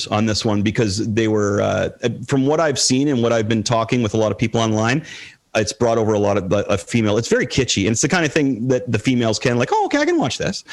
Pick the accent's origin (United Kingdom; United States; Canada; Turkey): Canada; Toronto, Ontario; I'm a Canadian kid. I played on the rep team, you know, 3 games a week and 2 practices and all over Toronto